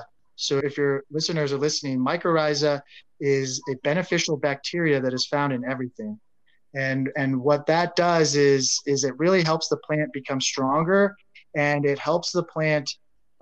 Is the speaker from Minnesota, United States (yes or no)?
no; Colorado, United States; born and raised in Colorado